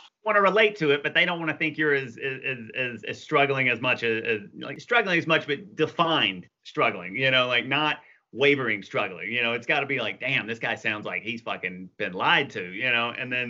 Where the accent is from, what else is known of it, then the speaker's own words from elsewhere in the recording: the South, United States; I've known this growing up in the South, you hear the … on classic rock radio all the time.